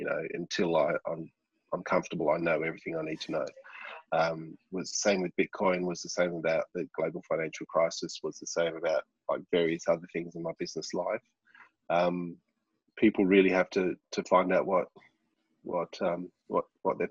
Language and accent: English; Launceston, Tasmania, Australia; my hometown here in Launceston